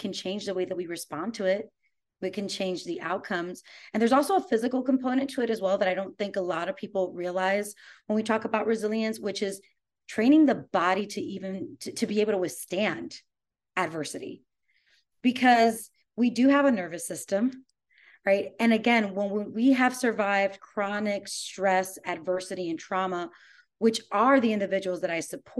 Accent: New York, United States; moved away as an adult; now in Austin, United States; I'm originally from New York, but I moved here about 3 years ago

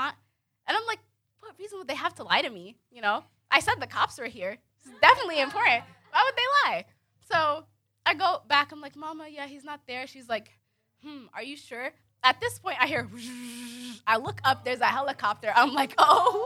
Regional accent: DMV, United States; moved away; also born or lived in Lorton, Virginia / Sudan (ancestry); I'm originally from the DMV. I grew up in Maryland, Virginia, D.C., all

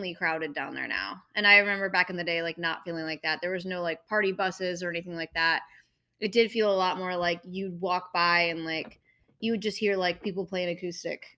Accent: Colorado Springs, Colorado, United States; now in Nashville, United States; I'm from Colorado Springs

